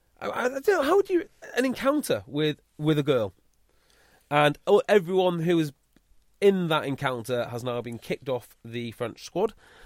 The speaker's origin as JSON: {"language": "English", "town": "Llandudno", "region": "Wales", "country": "United Kingdom", "tie": "born or raised there", "said": "my hometown Llandudno"}